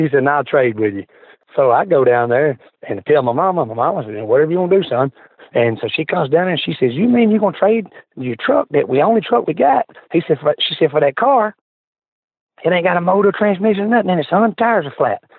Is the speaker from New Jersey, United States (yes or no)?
no; Memphis, Tennessee, United States; I was born in Memphis, Tennessee, St. Joseph Hospital